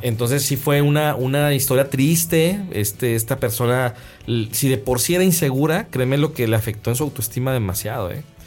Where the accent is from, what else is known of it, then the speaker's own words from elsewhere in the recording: Guadalajara, Jalisco, Mexico; now in Monterrey, Mexico; yo soy de Guadalajara, Guadalajara es un valle